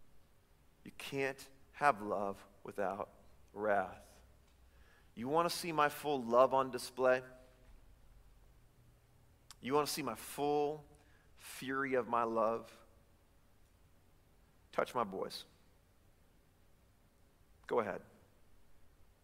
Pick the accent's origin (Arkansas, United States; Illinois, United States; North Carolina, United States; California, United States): Illinois, United States; Chicago; now in Davis County, United States; I'm from Chicago.